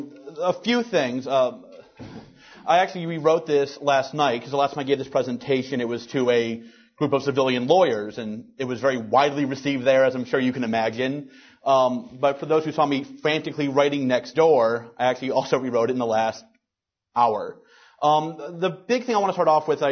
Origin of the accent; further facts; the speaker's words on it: Louisiana, United States; my home state of Louisiana